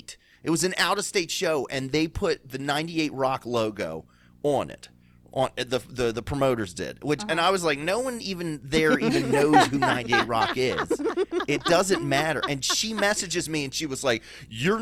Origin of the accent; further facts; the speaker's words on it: Baltimore, Maryland, United States; Grew up in Southwest Baltimore City